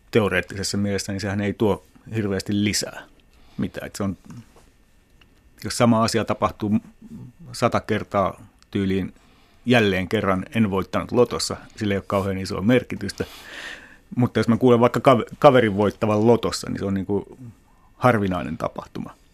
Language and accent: Finnish; Lahti, Päijät-Häme, Finland; moved away; also born or lived in Switzerland; Mä olin ensin asunut lapsena, lapsena ja nuorena Lahdessa.